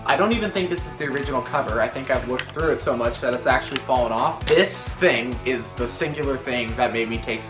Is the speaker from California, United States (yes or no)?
yes; Los Angeles, California, United States; now in Oregon, United States; So I live in Oregon now, but I'm actually from Los Angeles originally.